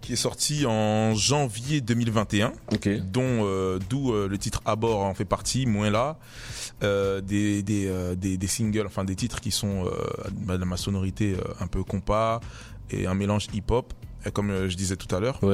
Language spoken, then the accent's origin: French; Paris, Île-de-France, France; Paris, voilà, Paris c'est très grand. Et ouais, euh, je viens de Paris